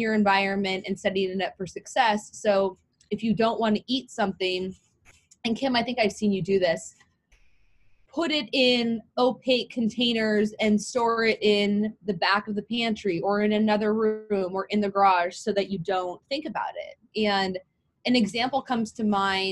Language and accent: English; California, United States; also born or lived in Oregon; I was from California